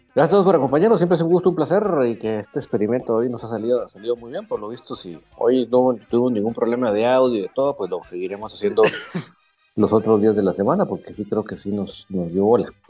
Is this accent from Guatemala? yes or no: yes; Guatemala; nosotros somos orgullosamente guatemaltecos